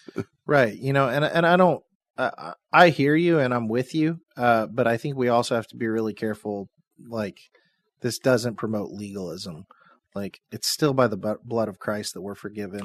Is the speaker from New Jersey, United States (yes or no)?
no; Seymour, Indiana, United States; I'm from Seymour, Indiana